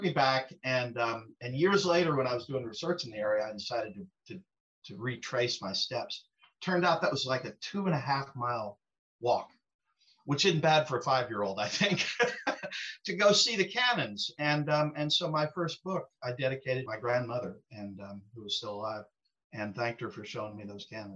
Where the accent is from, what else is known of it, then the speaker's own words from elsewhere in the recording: Western Illinois, United States; where I was living in Western Illinois